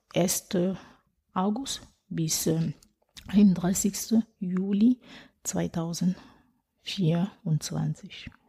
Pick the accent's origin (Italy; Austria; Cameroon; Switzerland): Cameroon; German is a second language; now in Hamm, Germany; Ich komme ursprünglich aus Kamerun